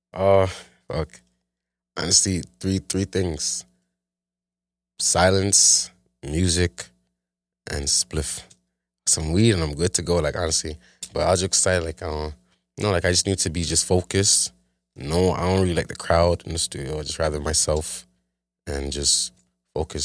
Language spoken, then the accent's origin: English; Toronto, Ontario, Canada; grew up in Scarborough, like, in a town